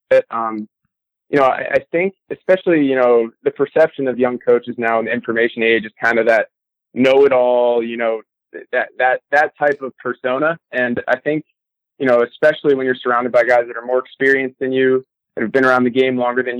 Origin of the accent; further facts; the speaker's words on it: New Jersey, United States; moved away as an adult; also born or lived in Louisiana; I grew up in New Jersey